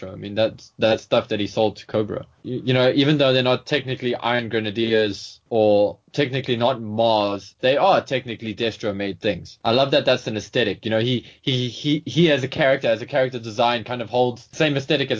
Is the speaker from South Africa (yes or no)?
yes; South Africa; as a South African, I was really obsessed with snow. I was one of those kids who was like, I wish it would snow